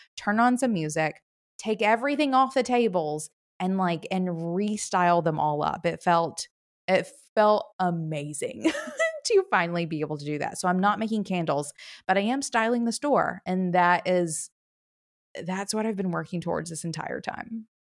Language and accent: English; the South, United States; now in Chattanooga, Tennessee, United States; I live in Chattanooga, Tennessee. I've been here for about six years, born and raised in the South